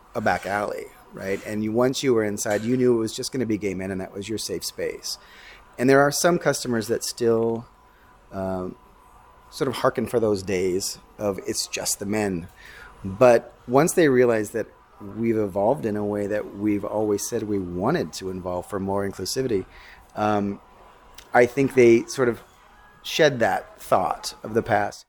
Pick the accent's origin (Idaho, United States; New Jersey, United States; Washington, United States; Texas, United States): Washington, United States; now in New York, United States; when I grew up in Washington State